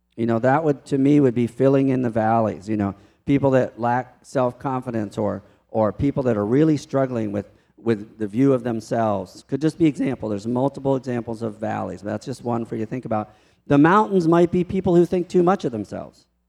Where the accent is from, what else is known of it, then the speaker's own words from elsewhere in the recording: Baltimore, Maryland, United States; moved away; also born or lived in Mexico; I grew up in Baltimore